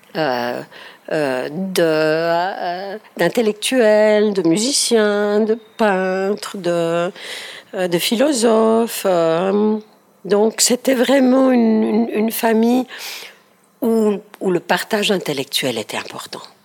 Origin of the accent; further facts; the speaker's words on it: Ticino, Switzerland; je suis née au Tessin.